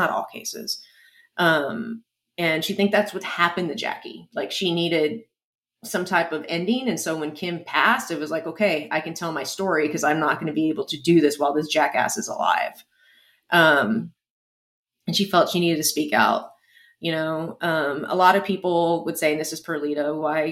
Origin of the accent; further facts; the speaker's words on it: San Antonio, Texas, United States; my hometown